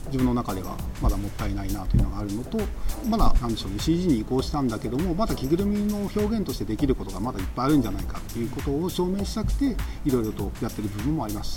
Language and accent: Japanese; Oita, Japan; also born or lived in Taketa, Oita; 元々僕が、えっと、大分県、大分市出身なんですけど、あの、子供の頃に武田市に住んでいたことがあって